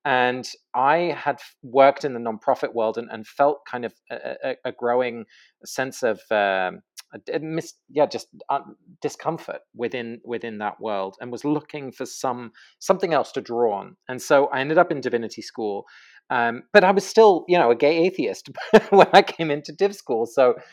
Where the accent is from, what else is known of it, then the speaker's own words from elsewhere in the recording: England, United Kingdom; moved away; I grew up in England